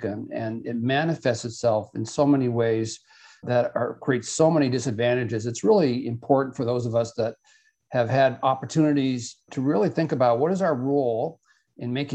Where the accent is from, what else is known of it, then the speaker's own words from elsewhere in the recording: South Dakota, United States; I grew up in South Dakota